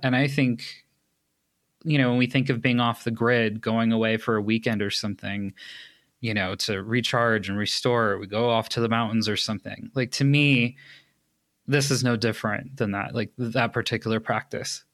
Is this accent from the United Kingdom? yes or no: no; Los Angeles, California, United States; moved away as an adult; now in Colorado, United States; I was born in Los Angeles. I lived there up until August of twenty nineteen